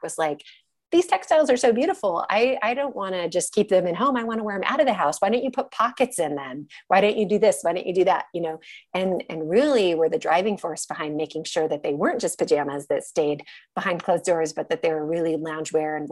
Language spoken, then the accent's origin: English; United States; as an American